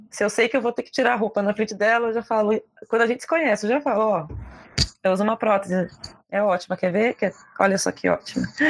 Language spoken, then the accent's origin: Portuguese; Porto Alegre, Rio Grande do Sul, Brazil; Eu, eu sou de Porto Alegre